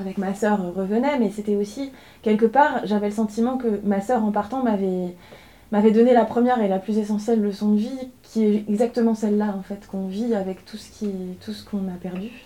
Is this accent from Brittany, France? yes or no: yes; inland Brittany, France; also born or lived in Paris; Moi, j'habite un territoire et je pense comme la plupart de la Bretagne des terres